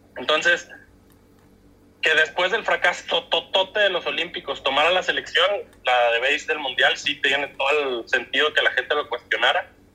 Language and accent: Spanish; Mexico; nosotros como mexicanos